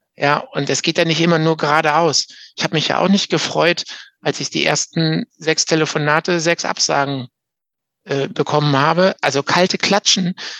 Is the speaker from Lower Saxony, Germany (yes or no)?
no; Münsterland, North Rhine-Westphalia, Germany; hier in, in NRW zumindest, bei uns im Münsterland